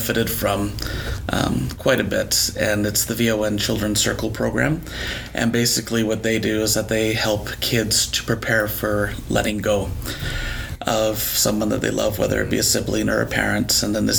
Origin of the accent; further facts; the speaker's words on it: Wallaceburg, Ontario, Canada; also born or lived in Toronto; I grew up in Wallaceburg, which is a town here in Chatham, Kent